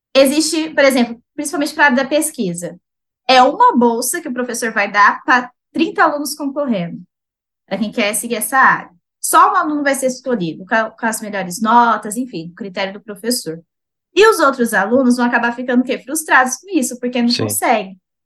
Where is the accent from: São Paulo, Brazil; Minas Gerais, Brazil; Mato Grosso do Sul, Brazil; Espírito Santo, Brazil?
São Paulo, Brazil; Itaquaquecetuba; also born or lived in Rio de Janeiro; eu sou de Itaquaquecetuba, São Paulo.